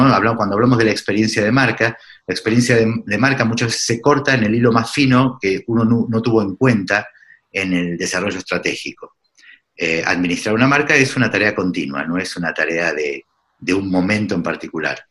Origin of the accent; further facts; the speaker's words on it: Argentina; moved away as an adult; also born or lived in Lima, Peru; Yo hace 10 años, más de 10 años me fui de Argentina, pero uno no deja de serlo porque uno nunca deja de ser de donde es